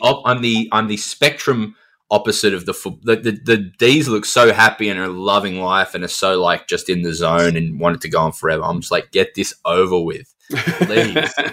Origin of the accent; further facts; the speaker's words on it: Adelaide, South Australia, Australia; I grew up in Adelaide